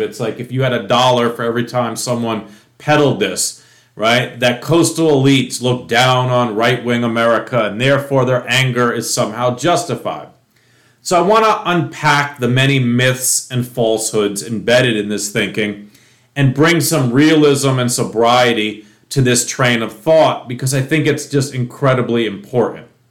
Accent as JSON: {"language": "English", "region": "New York", "country": "United States", "tie": "born or raised there", "said": "When I was growing up in New York"}